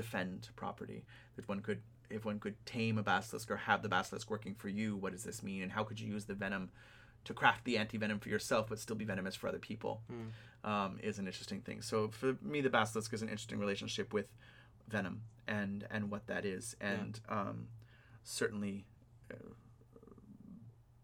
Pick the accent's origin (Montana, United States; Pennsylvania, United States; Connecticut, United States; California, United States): California, United States; the camphor trees that are dying in the California drought in my hometown.